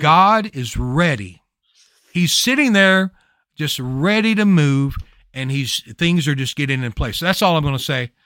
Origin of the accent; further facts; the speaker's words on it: Louisiana, United States; I'm from Louisiana.